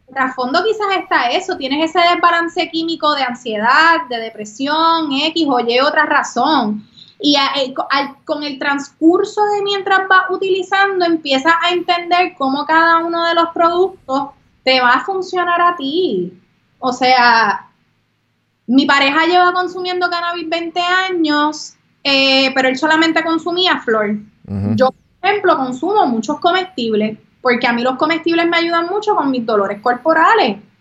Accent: Puerto Rico; aquellos que somos locales

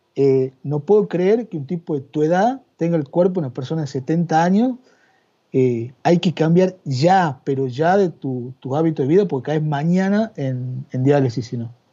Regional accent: San Miguel de Tucumán, Tucumán, Argentina; moved away as an adult; also born or lived in Yerba Buena, Tucumán; now in Madrid, Spain; Yo nacido y criado en, en San Miguel de Tucumán y afincado en Yerba Buena, Tucumán, durante la módica suma de 38 años

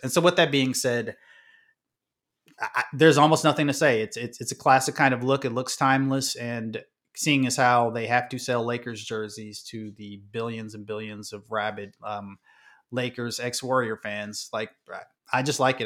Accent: Midwest, United States; I'm from the Midwest

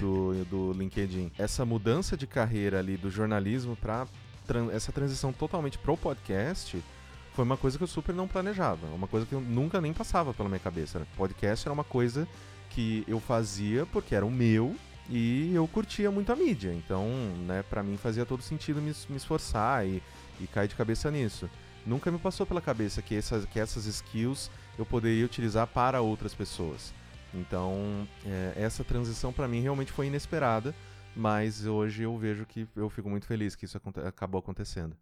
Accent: São Paulo, Brazil; Eu sou aqui da Zona Leste de São Paulo

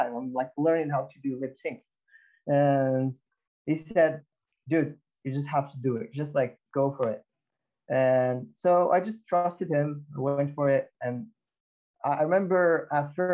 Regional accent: Morocco; moved away; I'm from Morocco.

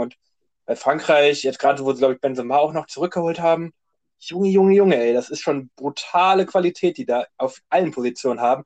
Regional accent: Germany; wir sind ja, kommen wir aus Deutschland

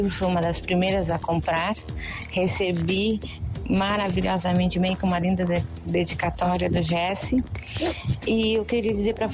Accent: Porto Alegre, Rio Grande do Sul, Brazil; sou de Porto Alegre, Rio Grande do Sul.

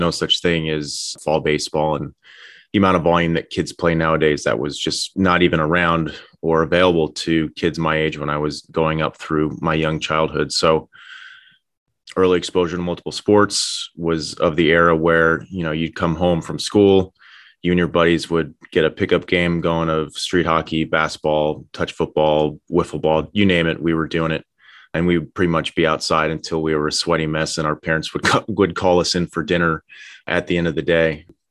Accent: Madison, New Jersey, United States; I was born and raised in Madison, New Jersey.

